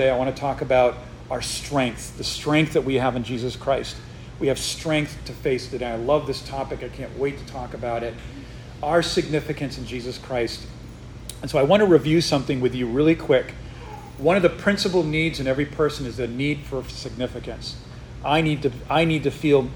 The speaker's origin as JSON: {"language": "English", "region": "Northeast", "country": "United States", "moved": "yes", "lives_now": "Texas, United States", "said": "I'm not from Texas, and so we moved here not, you know, kind of recently, and I'm from the Northeast where nobody says sir"}